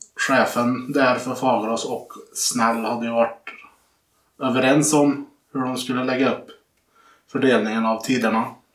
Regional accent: Sunne, Värmland, Sweden; Jag är från Sunne

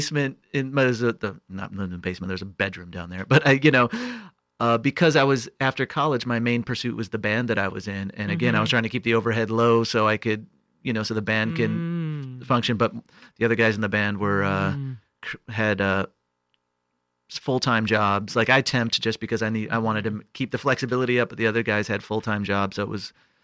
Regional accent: Illinois, United States; moved away as an adult; also born or lived in Chicago; now in New York, United States; I moved into the city of Chicago, which is about an hour out from my hometown.

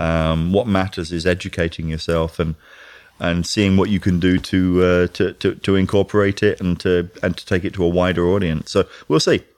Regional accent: London, United Kingdom; I'm from London.

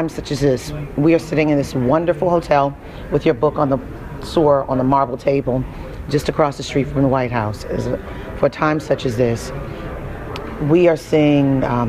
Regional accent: Baltimore, Maryland, United States; I'm from Baltimore. Baltimore is a huge renters community.

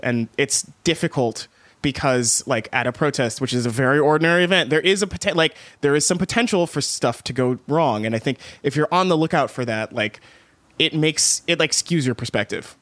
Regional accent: East Texas, United States; moved away; I grew up in East Texas

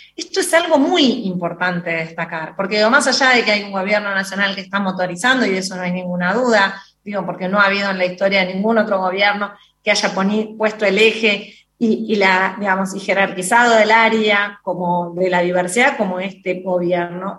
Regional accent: Argentina; como argentina

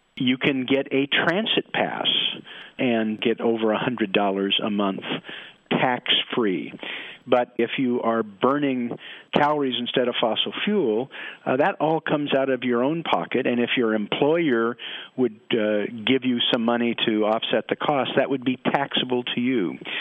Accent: Portland, Oregon, United States; I'm from Portland, Oregon, where it rains all the time

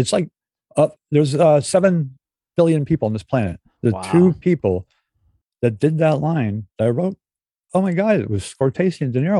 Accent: New York City, New York, United States; It's like New York City. I grew up in New York City.

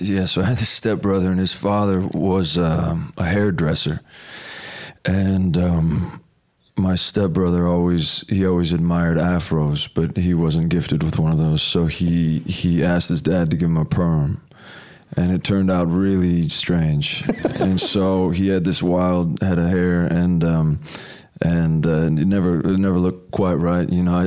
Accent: Anaheim, California, United States; born or raised there; also born or lived in Los Angeles, California

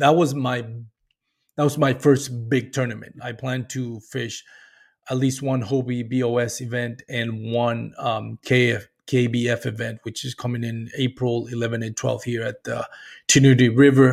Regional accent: Puerto Rico; moved away as an adult; I grew up and what I like to call in Puerto Rico, that cable T V generation

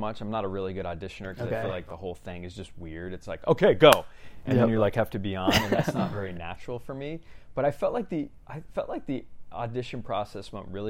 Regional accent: Lighthouse Point, Florida, United States; now in California, United States; I'm from South Florida. Grew up there, born and raised in a town called Lighthouse Point.

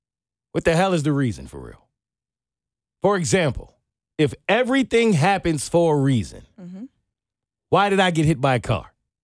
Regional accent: New York City, New York, United States; No, I'm from New York City. I have been crossing the most busiest of streets in this country for the majority of my life.

